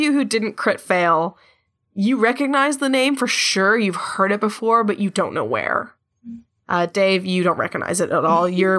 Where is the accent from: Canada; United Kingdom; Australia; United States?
Canada; I'm so sorry because I'm Canadian